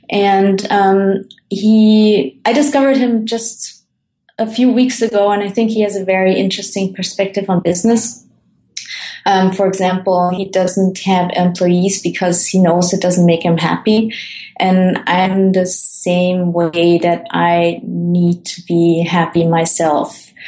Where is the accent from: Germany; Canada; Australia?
Germany; moved away; also born or lived in Colombia; I was born in Colombia, and then I was adopted by my parents, who are Dutch. So I have the Dutch nationality, and then grew up in Germany, and now I travel the world